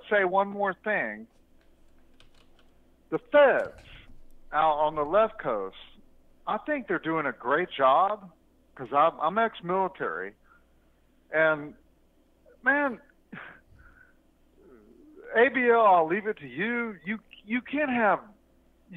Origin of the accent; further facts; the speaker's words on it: Alabama, United States; now in Texas, United States; I'm from Alabama